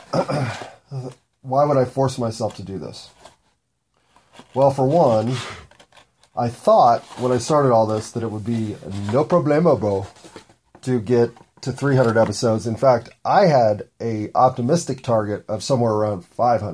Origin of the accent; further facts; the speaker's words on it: United States; I'm an American